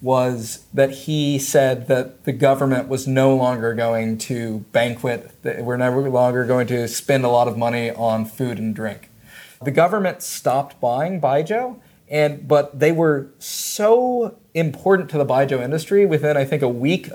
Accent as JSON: {"language": "English", "country": "United States", "also_born_or_lived": "China", "moved": "as an adult", "said": "being an American in China"}